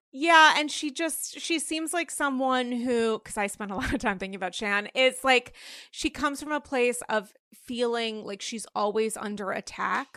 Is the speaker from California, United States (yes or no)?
no; Rhode Island, United States; now in New York, United States; I'm from Rhode Island.